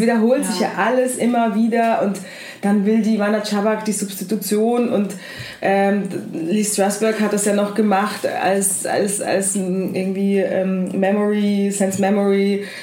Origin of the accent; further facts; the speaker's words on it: Heidelberg, Baden-Württemberg, Germany; also born or lived in Kyiv, Ukraine; now in Berlin, Germany; Ich bin in der Ukraine allerdings geboren. Als ich ähm, zehn Jahre alt war, ist meine Familie nach Deutschland ausgewandert, aus Kiew. Und dann bin ich größtenteils in Heidelberg aufgewachsen